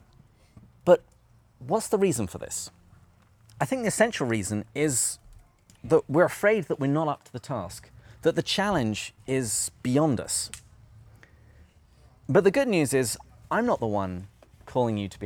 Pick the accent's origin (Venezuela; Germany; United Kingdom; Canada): United Kingdom; England; I am also English